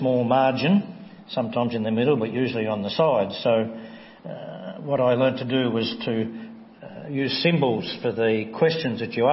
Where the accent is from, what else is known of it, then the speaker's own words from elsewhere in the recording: Tasmania, Australia; As a young Christian, I grew up in the Church of Christ in Tasmania